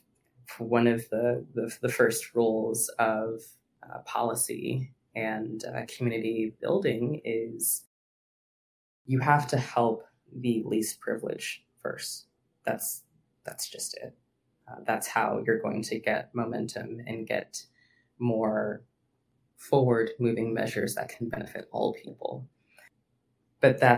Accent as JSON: {"language": "English", "region": "Virginia", "country": "United States", "tie": "born or raised there", "said": "I was born and raised in Virginia"}